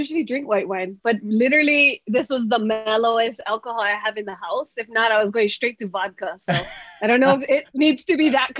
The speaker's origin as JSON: {"language": "English", "region": "Hawaii", "country": "United States", "tie": "born or raised there", "also_born_or_lived": "Kaimuki", "said": "I grew up in Hawaii."}